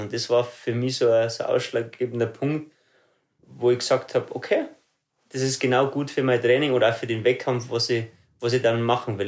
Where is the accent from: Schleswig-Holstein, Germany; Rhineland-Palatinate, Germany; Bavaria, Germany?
Bavaria, Germany; Ruhpolding; Also ich bin äh, aufgewachsen in Ruppolding, dort lebe ich bis heute noch.